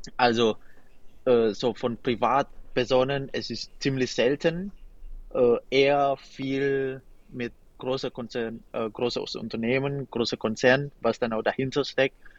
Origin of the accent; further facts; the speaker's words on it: Indonesia; German is a second language; also born or lived in Wipperfeld, Germany; now in Germany; das ist ja immerhin mein Heimatland